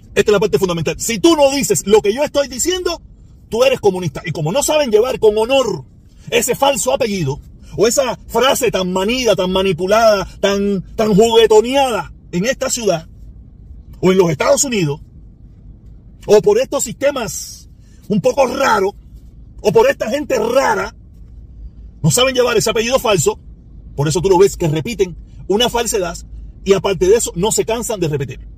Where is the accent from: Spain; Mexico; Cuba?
Cuba; now in United States; no somos los cubanos los únicos